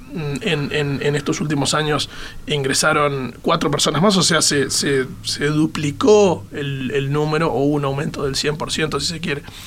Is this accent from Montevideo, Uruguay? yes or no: no; Maldonado, Uruguay; yo soy de Maldonado, soy fernandino